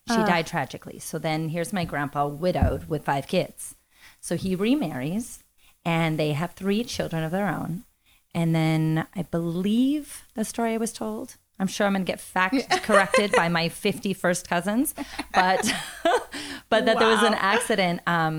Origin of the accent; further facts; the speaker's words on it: Los Angeles, California, United States; Is like unique for growing up in Los Angeles.